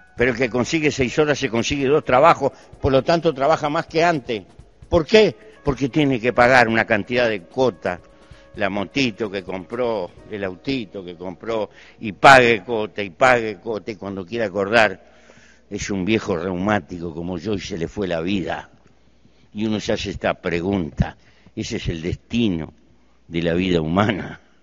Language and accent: Spanish; Uruguay; Pertenezco a un pequeño país muy bien dotado de recursos naturales para vivir. En mi país hay 3 millones de habitantes